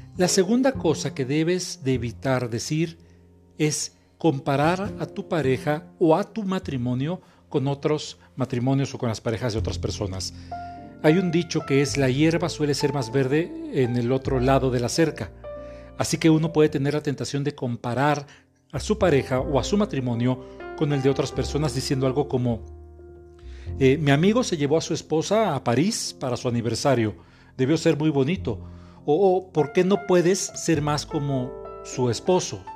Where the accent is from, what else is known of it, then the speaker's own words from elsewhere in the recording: Mexico; soy terapeuta mexicano